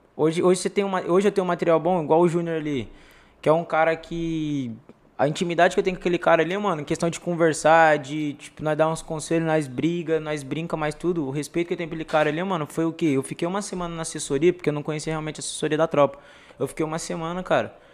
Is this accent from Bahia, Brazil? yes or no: no; Nova Granada, São Paulo, Brazil; also born or lived in São José do Rio Preto; Na minha quebrada em Nova Granada